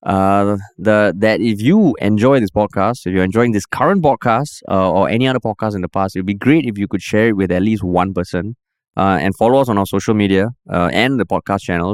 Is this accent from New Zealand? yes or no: no; East Region, Singapore; I grew up in the Far East